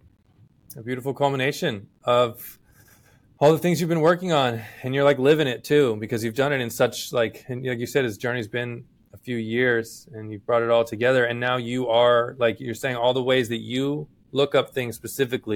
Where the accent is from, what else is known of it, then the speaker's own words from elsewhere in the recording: Gulf area, South Texas, United States; I grew up in South Texas on the Gulf area